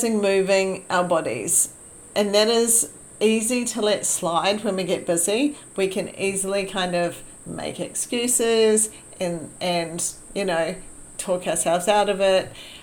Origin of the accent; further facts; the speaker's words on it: New Zealand; moved away; I was born in New Zealand, so it's been a few years since I went back